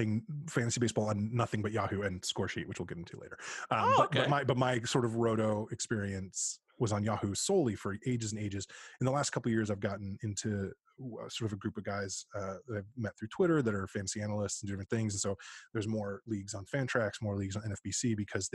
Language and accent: English; East Bay, Northern California, United States; Born and bred in East Bay in Northern California